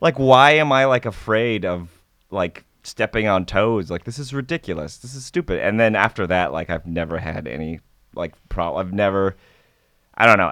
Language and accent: English; Nebraska, United States; moved away as an adult; also born or lived in Savannah, Georgia; I, um, grew up in Nebraska